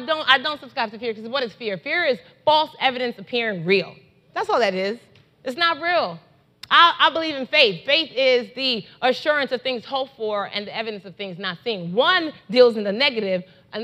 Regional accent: Nigeria; I love being Nigerian

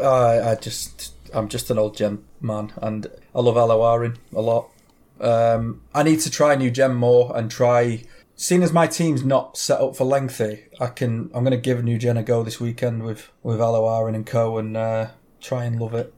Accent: England, United Kingdom; I am English

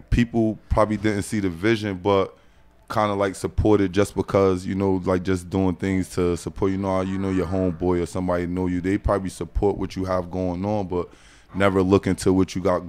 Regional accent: Paterson, New Jersey, United States; I'm from Paterson, New Jersey. Okay. Born and raised? Yeah, born and raised. I'm from 12th Avenue, 22nd, 23rd Street.

